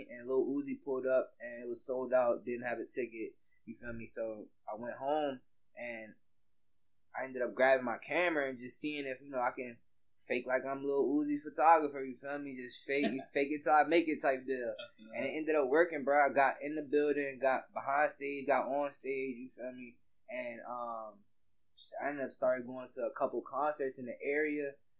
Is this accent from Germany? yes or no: yes; Germany; also born or lived in Louisiana; So, I'm from Louisiana. You feel me? I grew up in Germany, though.